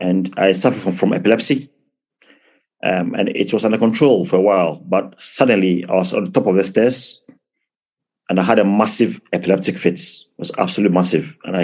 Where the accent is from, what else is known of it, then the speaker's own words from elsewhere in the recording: London, United Kingdom; also born or lived in Ghana; now in Plymouth, United Kingdom; So I was born in London, but my mom and dad are from Ghana